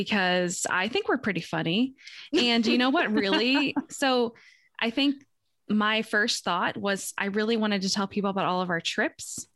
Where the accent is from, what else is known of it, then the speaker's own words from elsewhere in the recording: St. Louis, Missouri, United States; I'm from St. Louis, Missouri